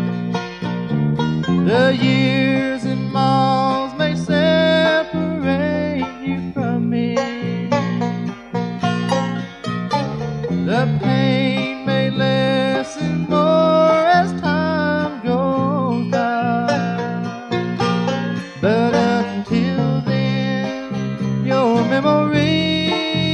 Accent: Tennessee, United States; accent: Tennessee; my Tennessee accent

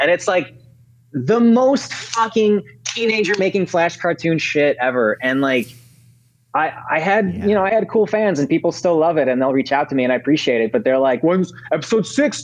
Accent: Chicago, Illinois, United States; moved away as an adult; also born or lived in Ukraine; now in Los Angeles, United States; I skipped kindergarten entirely, and I went right into first grade in Chicago. So we moved to Chicago first. And I was there until I was like 22 or 23

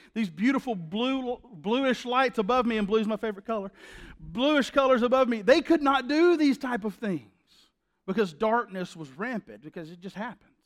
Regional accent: the South, United States; That's how we say it in the South

